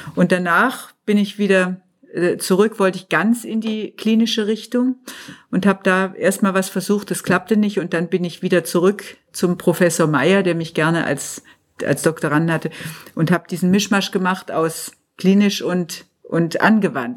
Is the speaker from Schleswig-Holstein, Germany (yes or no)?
no; Tübingen, Baden-Württemberg, Germany; moved away as an adult; now in Munich, Germany; gebürtig bin ich aus Tübingen, mhm. bin aber jetzt schon seit über 50 Jahren in München